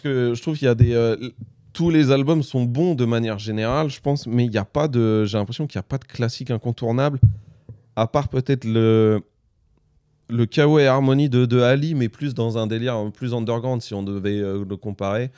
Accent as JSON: {"language": "French", "town": "Le Havre", "region": "Normandy", "country": "France", "said": "je suis du Havre"}